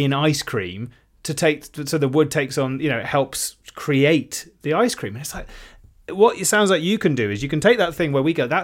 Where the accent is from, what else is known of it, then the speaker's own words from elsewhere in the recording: West Country, South West England, United Kingdom; now in London, United Kingdom; I was coming up from the West Country as a kid